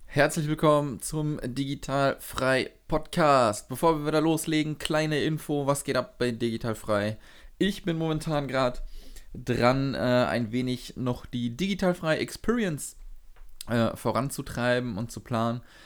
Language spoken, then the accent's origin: German; Sauerland, Arnsberg district, North Rhine-Westphalia, Germany; ich komme aus dem Sauerland und das ist so mhm. aber am Rande, ähm, Kreis Arnsberg